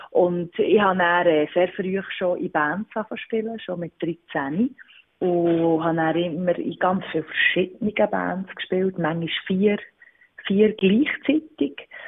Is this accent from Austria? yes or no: no; Wimmis, Bern, Switzerland; Ich wohne im Berner Oberland in Wimmis. Und was gefällt dir am Ort? Es ist der Ort, wo ich aufgewachsen bin.